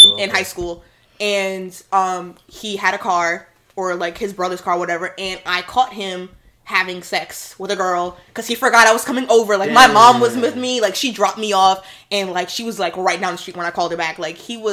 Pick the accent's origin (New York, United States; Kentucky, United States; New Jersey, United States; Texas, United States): New York, United States; Hempstead; I'm freaking black and Hispanic, and I went to private school, and I'm from Hempstead